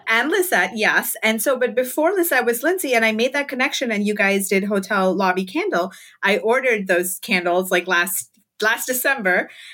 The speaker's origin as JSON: {"language": "English", "town": "Mumbai", "region": "Maharashtra", "country": "India", "tie": "born or raised there", "moved": "as an adult", "lives_now": "Brooklyn, United States", "said": "I grew up in Mumbai, India. I like to call it Bombay"}